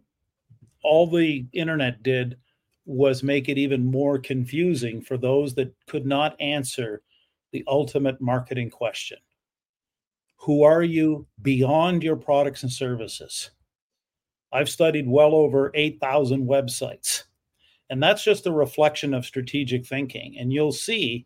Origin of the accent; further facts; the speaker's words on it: Canada; I am a Canadian